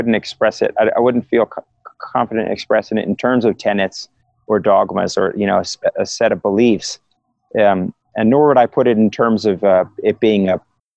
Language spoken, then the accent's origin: English; Philadelphia, Pennsylvania, United States; I was raised in Philadelphia